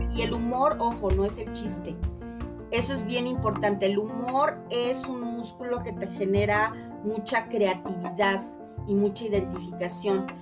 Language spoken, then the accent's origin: Spanish; Mexico; así somos los mexicanos